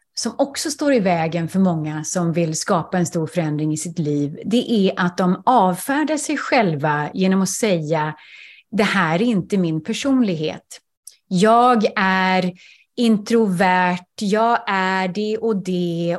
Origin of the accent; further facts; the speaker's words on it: Sweden; first language Swedish; moved away; jag är svensk